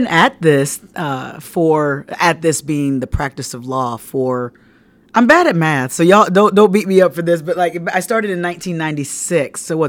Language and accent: English; Fort Wayne, Indiana, United States; And so, I'm from Fort Wayne, Indiana. I went to undergrad at Indiana University in Bloomington.